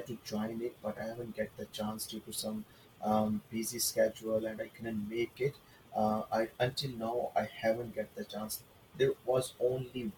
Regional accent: Pakistan; also born or lived in Saudi Arabia / Middle East; now in Toronto, Canada; back home in Pakistan. Originally, I'm from Pakistan

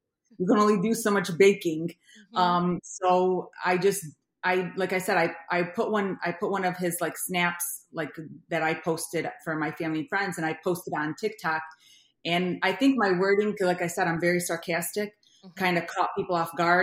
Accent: Ohio, United States; moved away as an adult; also born or lived in Brooklyn, New York; now in Michigan, United States; I was born in Brooklyn, New York, but I grew up in Ohio, and I've been in Michigan now for about 24 years since I got married

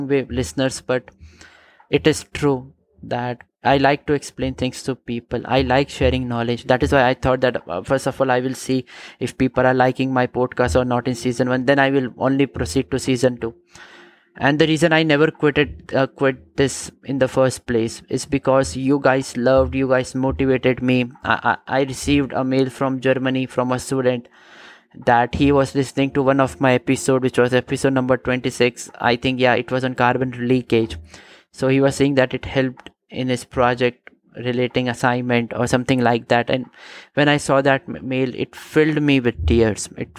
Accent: India; my home country, India.

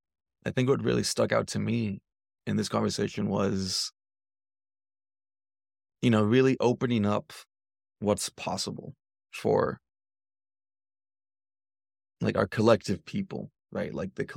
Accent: United States; there is a privilege of being American, which is something that I've been grappling with more and more.

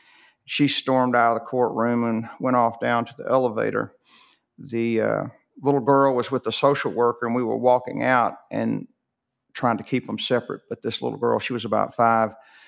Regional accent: Rome, Georgia, United States; born there; Yeah. I was born in Rome, Georgia.

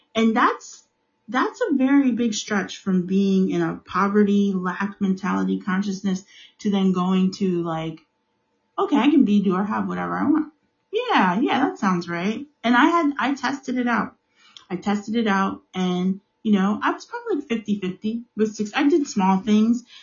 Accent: United States; I'm African American. I live in the United States.

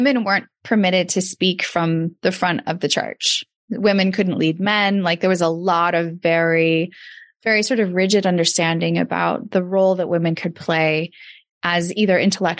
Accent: Redding, California, United States; also born or lived in Davis, California; where I grew up in Redding, California

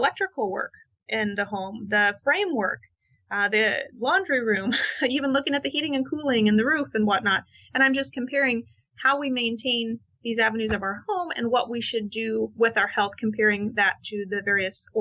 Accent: Midwest, United States; I grew up in the Midwest

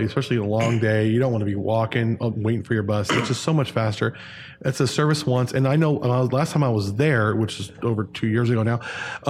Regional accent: Ventura County, California, United States; I grew up in Ventura County

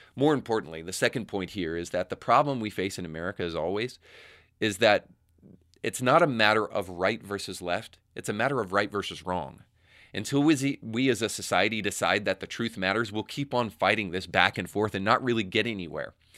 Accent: Tennessee, United States; soon to be my home state of Tennessee

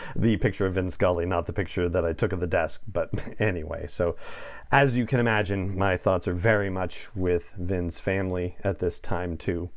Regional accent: Los Angeles, California, United States; moved away; I grew up in Los Angeles and spent the first decades of my life there

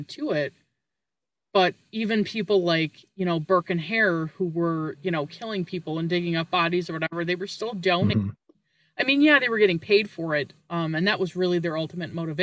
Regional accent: Canada; I'm Canadian.

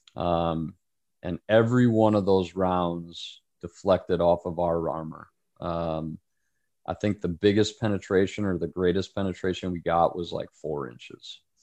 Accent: United States; we as an American society

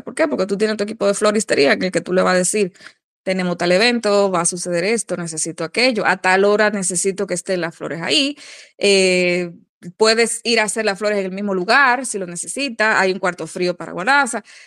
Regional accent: Dominican Republic; uno mismo como dominicano

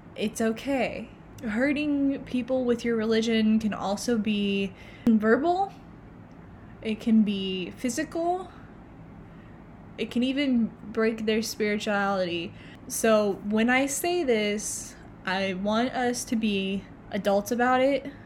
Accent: Oklahoma, United States; I am actually from Oklahoma

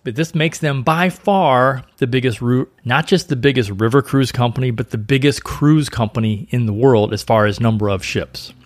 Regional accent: St. Louis, Missouri, United States; I grew up in Saint Louis

